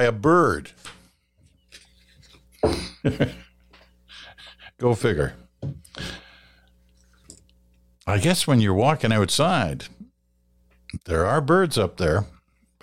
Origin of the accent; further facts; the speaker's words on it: United Kingdom; now in Canada; I'm a Brit. I was born in Britain.